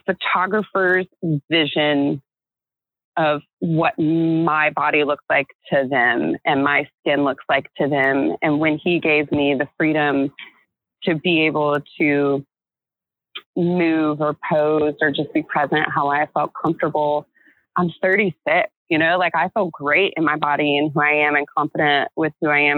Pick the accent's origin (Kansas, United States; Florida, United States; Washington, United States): Florida, United States; I grew up in America with Jennifers and Christians